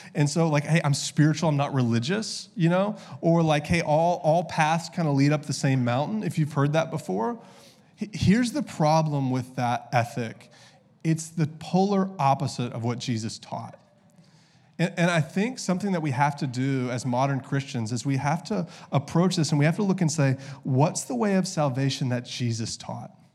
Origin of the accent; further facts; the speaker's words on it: the South, United States; I grew up in the South